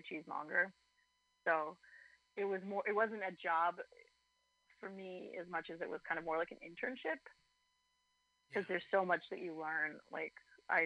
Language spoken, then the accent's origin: English; Ventura, California, United States; also born or lived in San Francisco; I grew up in Ventura